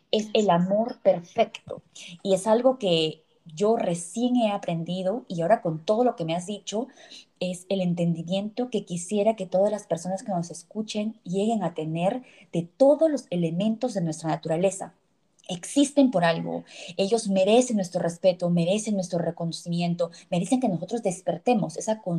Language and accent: Spanish; Cusco, Peru; la magia espiritual que tenemos como cultura que tenemos como peruanos, que tenemos como cusqueños.